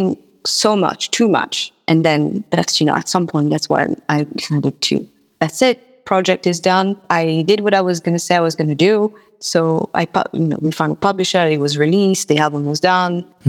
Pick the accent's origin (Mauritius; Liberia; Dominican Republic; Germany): Mauritius; first language Mauritian Creole; English is a second language; now in London, United Kingdom; I'm not sure whether to sing in Creole, French, or English. Now, French, my first language